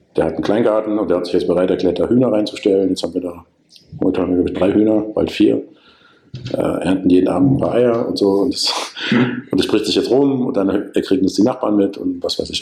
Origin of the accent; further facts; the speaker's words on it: Germany; ich dann als Deutscher